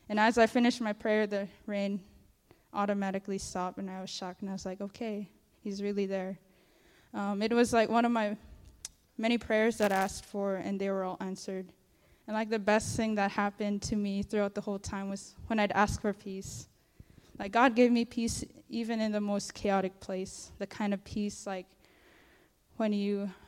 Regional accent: Togiak, Alaska, United States; I'm from Togiak, Alaska, and it's in the Bristol Bay region

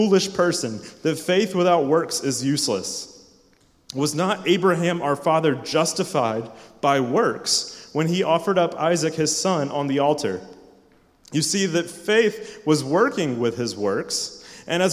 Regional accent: Cowpens, South Carolina, United States; moved away as an adult; also born or lived in Simpsonville, South Carolina; now in Louisville, United States; I grew up in Spartanburg, in the bustling part of Spartanburg called Cowpens

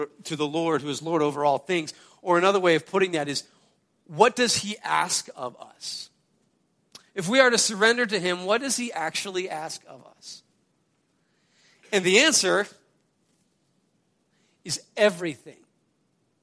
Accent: United States; as an American

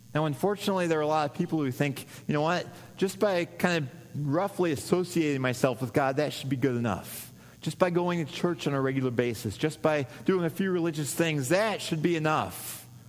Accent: Missouri, United States; moved away; I grew up in Missouri

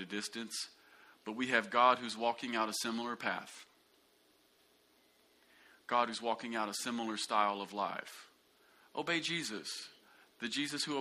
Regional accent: United States; you and I grew up in America

